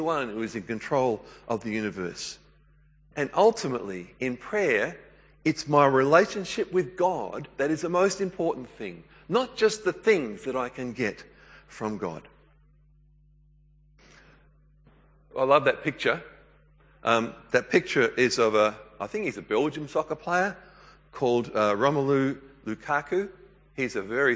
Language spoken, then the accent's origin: English; New South Wales, Australia; I grew up in New South Wales.